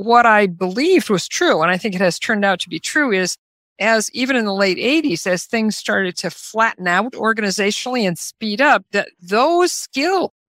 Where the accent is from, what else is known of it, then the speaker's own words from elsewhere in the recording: Omaha, Nebraska, United States; I grew up in Omaha, Nebraska, about as exactly in the middle of the United States as you can get